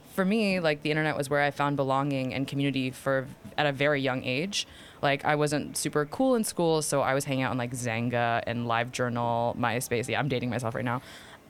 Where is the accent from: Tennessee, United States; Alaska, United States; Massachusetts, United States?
Massachusetts, United States; Boston; English is a second language; So I'm first-gen Vietnamese-American from Boston, Massachusetts.